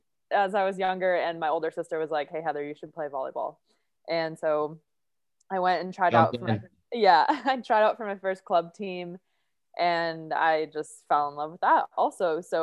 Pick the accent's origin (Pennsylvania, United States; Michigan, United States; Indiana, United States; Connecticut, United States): Indiana, United States; Munster; I'm from the Chicago area originally, and so from a small town called Munster in Northwest Indiana.